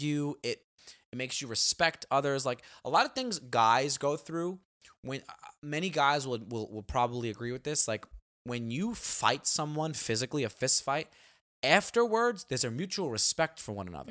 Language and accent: English; New York City, New York, United States; growing up in Staten Island